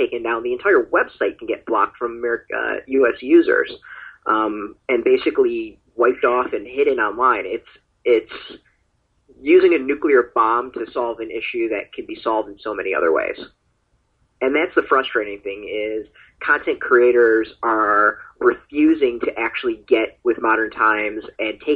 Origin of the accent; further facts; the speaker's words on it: United States; as an American